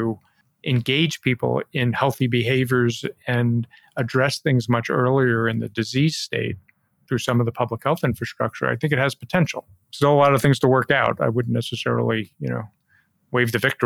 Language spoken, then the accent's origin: English; New Jersey, United States; moved away; I'm originally from New Jersey